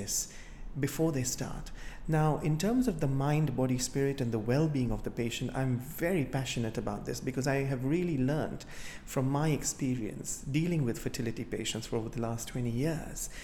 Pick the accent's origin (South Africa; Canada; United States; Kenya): Kenya; now in United Kingdom; I come from Africa myself, from Kenya, and for many years, whilst I have grown up as a child